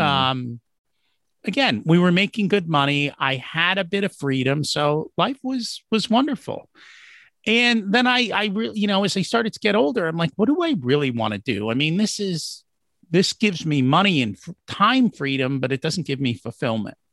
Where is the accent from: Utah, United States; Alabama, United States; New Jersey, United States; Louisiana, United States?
New Jersey, United States; We grew up in Jersey. I would go into New York City